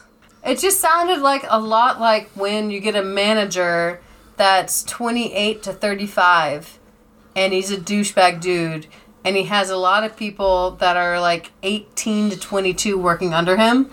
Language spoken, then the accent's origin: English; United States; also born or lived in Japan / Georgia; we're Americans